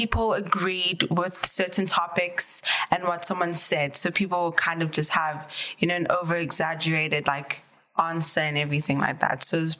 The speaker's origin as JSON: {"language": "English", "country": "South Africa", "moved": "yes", "said": "I'm from South Africa."}